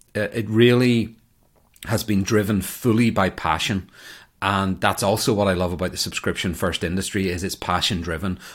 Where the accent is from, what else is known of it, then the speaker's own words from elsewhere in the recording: Ireland; moved away as an adult; now in United States; I emigrated from Ireland to America over ten years ago